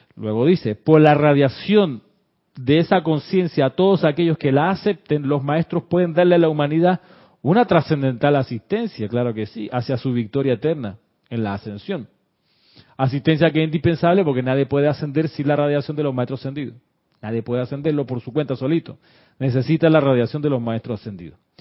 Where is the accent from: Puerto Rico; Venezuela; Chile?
Chile; now in Panama; sí soy panameño, pero también me crié en Chile